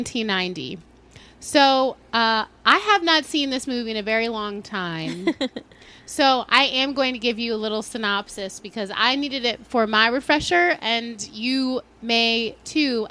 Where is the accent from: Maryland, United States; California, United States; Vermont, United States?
Maryland, United States; now in New York, United States; I grew up in Maryland, 20 minutes outside of Baltimore.